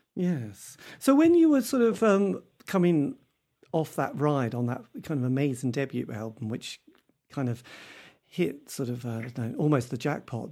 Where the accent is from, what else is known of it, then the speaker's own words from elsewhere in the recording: East Anglia, East of England, United Kingdom; I come from East Anglia